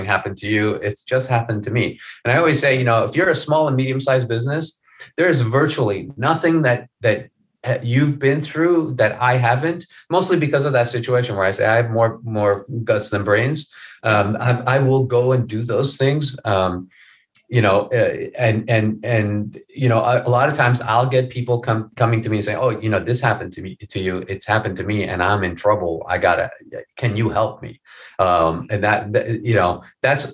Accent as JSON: {"language": "English", "country": "Iran", "tie": "born or raised there", "moved": "yes", "said": "when I was a little kid, I grew up in Iran"}